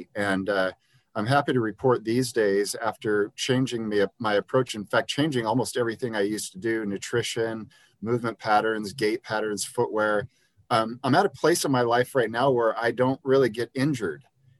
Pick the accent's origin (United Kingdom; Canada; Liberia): Liberia; And I grew up in Liberia, West Africa, where my friends didn't own shoes.